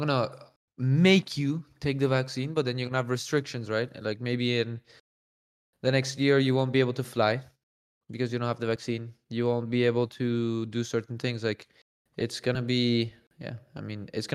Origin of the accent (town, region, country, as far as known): Spain; born or raised there; moved away